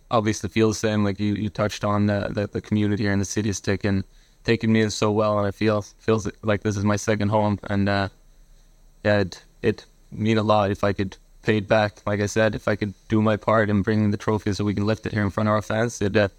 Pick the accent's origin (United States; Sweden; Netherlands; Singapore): Sweden; English is a second language; I don't come from the same background as Bex. I come from Sweden, so I knew nothing about the league or the teams or anything about Canadian soccer at all